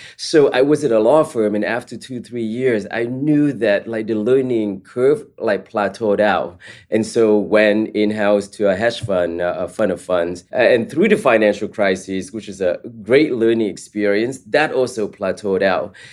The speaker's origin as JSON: {"language": "English", "town": "East Palo Alto", "region": "California", "country": "United States", "tie": "born or raised there", "also_born_or_lived": "Vietnam", "said": "my family and I immigrated from Vietnam to the Bay Area, specifically East Palo Alto."}